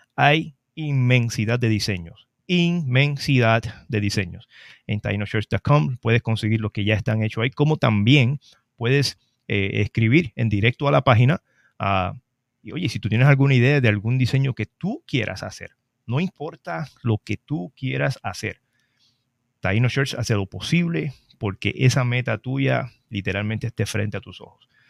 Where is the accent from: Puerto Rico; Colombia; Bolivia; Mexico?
Puerto Rico; Trujillo Alto; la fiesta del Macabeo, mi pueblo de Trujillo Alto